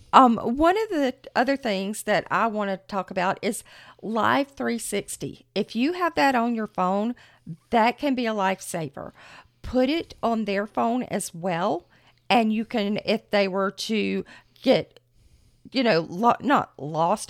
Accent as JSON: {"language": "English", "region": "Florida", "country": "United States", "said": "We are from Florida"}